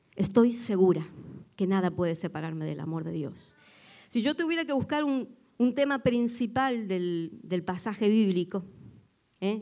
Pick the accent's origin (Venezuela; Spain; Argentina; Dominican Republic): Argentina; moved away; aunque yo no soy de Buenos Aires